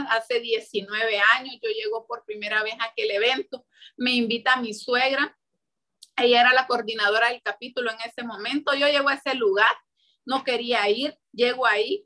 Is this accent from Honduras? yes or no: yes; Santa Bárbara, Honduras; moved away; also born or lived in San Pedro Sula; yo soy de Santa Bárbara pero ya en ese tiempo yo vivía en San Pedro Sula